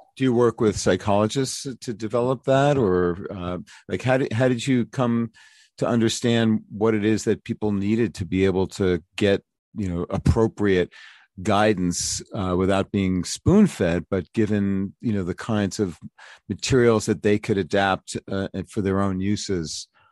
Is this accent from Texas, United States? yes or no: no; New York City, New York, United States; I'm from Brooklyn.